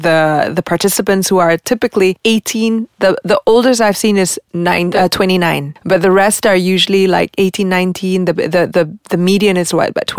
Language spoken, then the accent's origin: English; Malaysia; …-san, where are you from? I said, from Malaysia.